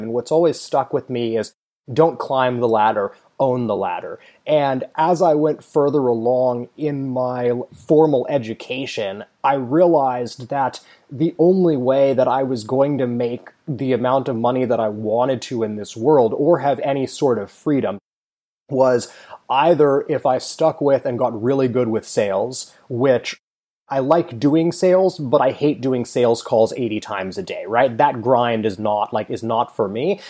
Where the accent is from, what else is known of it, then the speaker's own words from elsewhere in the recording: Palo Alto, California, United States; I grew up in Silicon Valley. I went to school in Palo Alto.